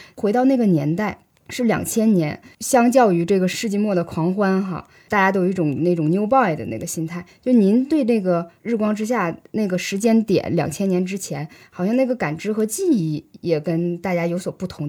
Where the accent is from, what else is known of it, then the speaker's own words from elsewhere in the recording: Northeast China, China; 我从小在天寒地冻的这个东北长大